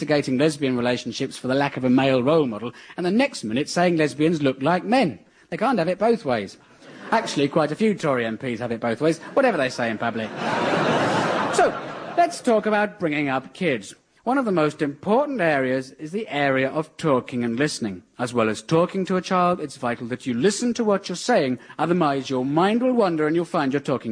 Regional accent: near Aldershot, South East England, United Kingdom; I grew up near Aldershot, home of the British Army.

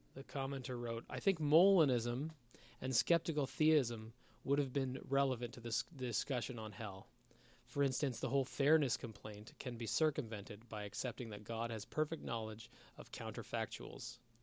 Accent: Canada

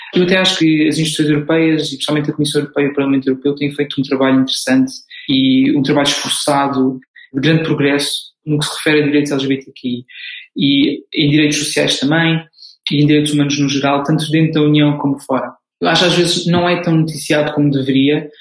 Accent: Portugal; moved away as an adult; now in Brussels, Belgium; eu sou português. Vivo eh, em Bruxelas já há cerca de dois anos

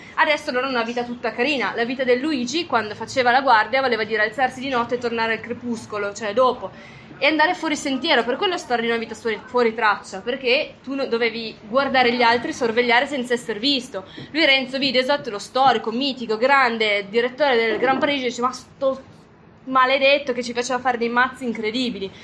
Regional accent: Liguria, Italy; moved away as an adult; now in Alta Valle Gesso, Italy; io vengo dalla Liguria, poi mi sono trasferita dieci anni fa eh, in Alta Valle Gesso

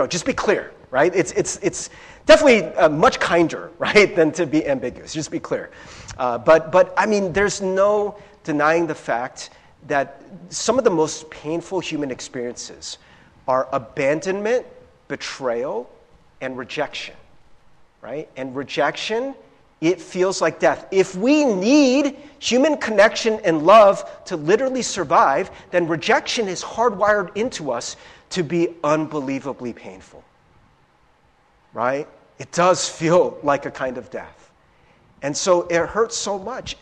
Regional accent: Cincinnati, Ohio, United States; I grew up in Cincinnati, Ohio

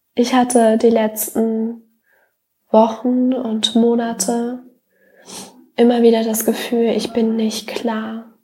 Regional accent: Germany; wenn wir jetzt Deutschland nehmen, ich bin auf dem Dorf aufgewachsen

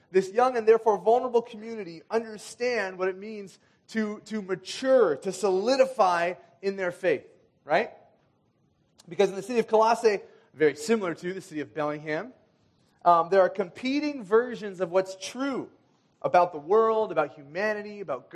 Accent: Kenya; moved away; When I was growing up in Kenya

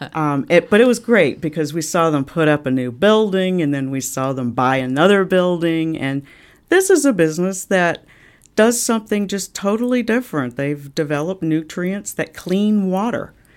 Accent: Washington, District of Columbia, United States; moved away as an adult; now in Cape Coral, United States; I grew up in Washington, D C

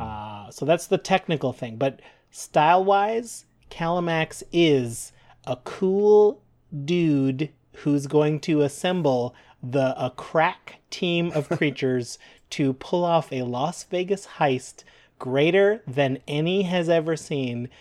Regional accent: Canada; We're proud Canadian podcasters

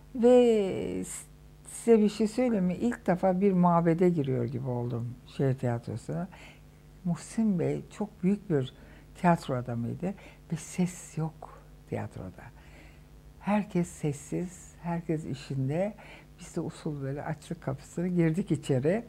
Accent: Istanbul, Turkey; Büyüdüğüm sokak şimdi Ayhan Işık Sokak dedikleri sokak benim sokağım. Orada büyüdüm

